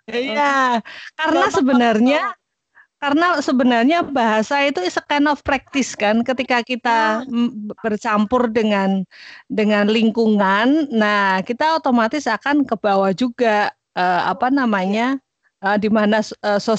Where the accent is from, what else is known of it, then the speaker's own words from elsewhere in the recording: Semarang, Central Java, Indonesia; Lah aku lahir besar tua di Semarang.